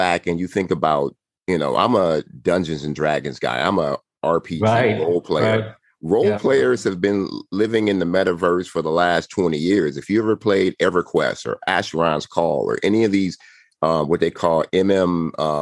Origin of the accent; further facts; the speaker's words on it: Compton, California, United States; born and raised in Compton